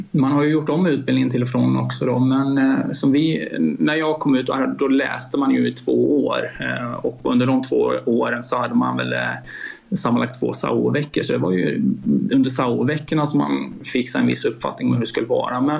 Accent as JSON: {"language": "Swedish", "region": "Skåne", "country": "Sweden", "tie": "born or raised there", "also_born_or_lived": "Borås", "lives_now": "Lidköping, Sweden", "said": "Dels så är jag född och uppvuxen i Skåne faktiskt, även om inte det kanske hörs på dialekten på samma sätt längre. sen har jag gjort en liten tur till Borås bland annat och sen hamnat i Lidköping då."}